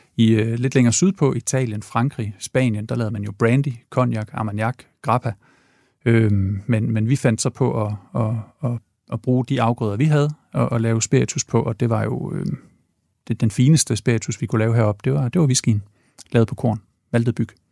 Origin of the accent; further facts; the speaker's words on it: Ringkøbing, Central Denmark Region, Denmark; also born or lived in Aarhus / Odense; now in Copenhagen, Denmark; jeg er vokset op i Ringkøbing i Vestjylland